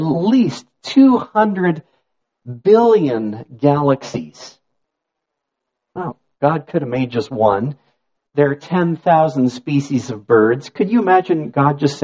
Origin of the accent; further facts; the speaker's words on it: Niagara, Ontario, Canada; I grew up in Niagara